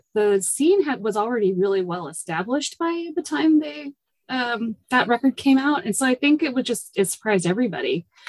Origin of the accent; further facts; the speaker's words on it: Seattle, Washington, United States; I grew up in the Seattle area.